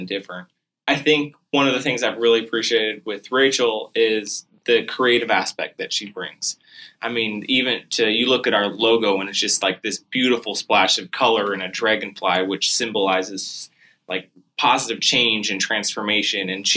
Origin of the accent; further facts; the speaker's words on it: Midwest, United States; moved away as an adult; now in Lowcountry, South Carolina, United States; growing up in the Midwest